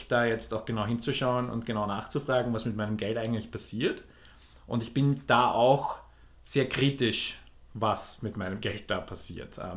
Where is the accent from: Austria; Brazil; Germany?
Austria; Lower Austria; ich bin in der Nähe von Wien aufgewachsener Niederösterreicher. Und Wir werden uns stark bemühen, keinen Dialekt hier einreißen zu lassen.